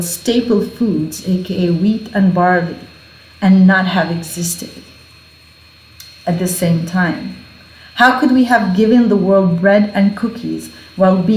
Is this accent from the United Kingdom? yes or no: no; Beit Jala, Bethlehem Governorate, Palestine; I grew up in Bejala, a small village where all I knew was apricot terraces, grapevines, almonds, and olive trees that are older than Jesus.